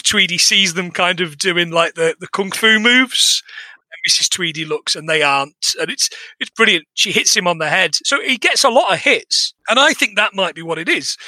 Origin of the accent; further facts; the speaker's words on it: Bradford, Yorkshire and the Humber, United Kingdom; It was tough growing up in Yorkshire.